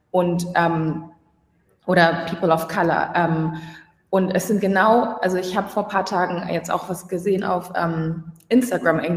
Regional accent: Hamburg, Germany; moved away; Ich, ich bin ursprünglich aus Hamburg, bin momentan nicht in Hamburg

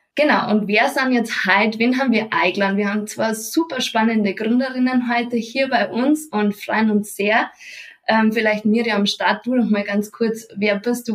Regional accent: Munich, Bavaria, Germany; komme ich aus Bayern und zwar aus München

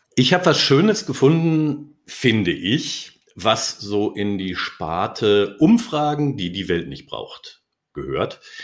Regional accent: Ruhr area, North Rhine-Westphalia, Germany; now in Darmstadt, Germany; Als gebürtiger Ruhrgebietler

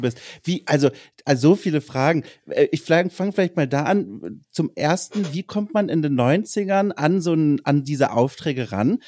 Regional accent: Lower Franconia, Bavaria, Germany; ich bin aus Unterfranken

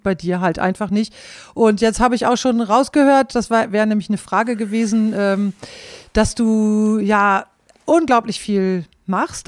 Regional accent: Klostermoor, Lower Saxony, Germany; born or raised there; moved away as an adult; also born or lived in Bielefeld

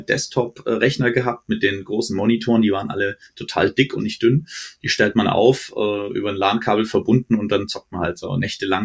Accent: Frankfurt, Hesse, Germany; also born or lived in Stuttgart / Herzogenaurach; now in Munich, Germany; ich bin Frankfurter Jung, also in Hesse, äh, äh, war danach in Schwabe, in Stuttgart

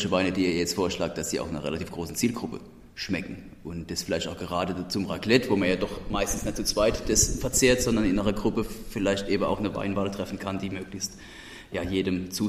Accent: Hesse, Germany; accent: Odenwald dialect; Ich mit meinem Odenwälder Dialekt

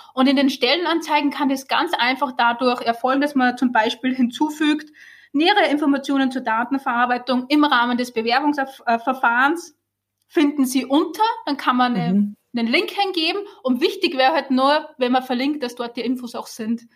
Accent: Austria; moved away as an adult; now in Germany; ich bin ja Österreicherin, ich glaube, das hört man

